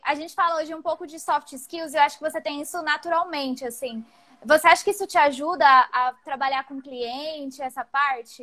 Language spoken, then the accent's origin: Portuguese; Campo Grande, Mato Grosso do Sul, Brazil; now in São Carlos, Brazil; eu sou de Campo Grande, é, é, faz parte de um estado ainda muito conservador.